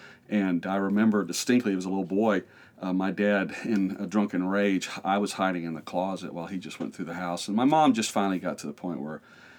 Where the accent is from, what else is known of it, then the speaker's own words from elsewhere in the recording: Tennessee, United States; born there; Well, I was actually born in East Tennessee.